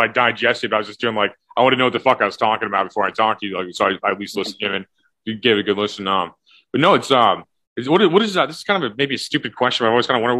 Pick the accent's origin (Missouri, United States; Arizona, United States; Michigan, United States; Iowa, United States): Missouri, United States; St. Louis; I'm from St. Louis